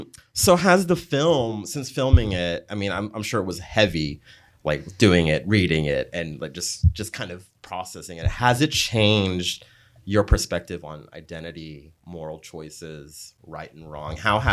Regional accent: Philippines; I think I'm not black, but also I'm brown still, mm-hmm. and I'm Filipino, which just looks like every single other race.

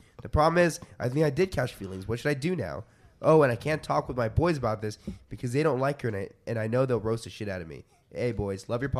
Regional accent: Austria; English is a second language; Hey, guys. … I'm 16 years old, and I'm from Austria.

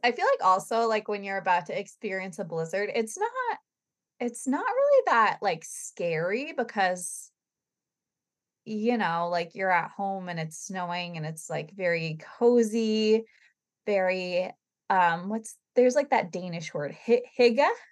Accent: New England, United States; we're from New England

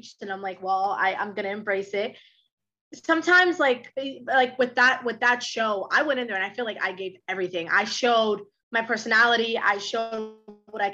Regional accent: New York, United States; English is a second language; also born or lived in Dominican Republic; I was born in New York, and then I moved to the Dominican Republic when I was very, very young. I moved back to New York

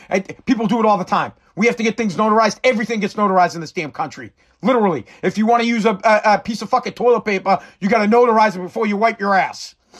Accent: United States; As the American people

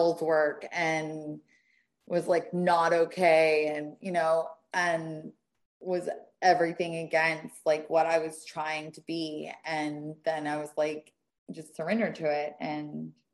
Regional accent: the South, United States; I come from the South

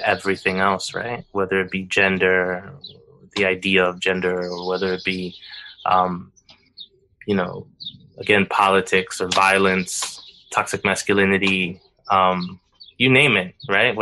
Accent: United States; having been born and raised in the United States

